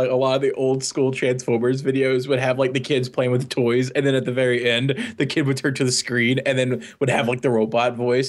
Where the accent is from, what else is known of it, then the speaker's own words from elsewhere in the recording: Louisville, Kentucky, United States; moved away; BotCon is happening in Louisville, Kentucky this year, and that's my hometown